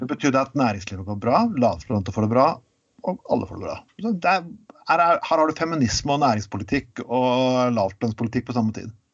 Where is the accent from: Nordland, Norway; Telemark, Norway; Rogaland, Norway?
Telemark, Norway; kommer jeg fra Telemark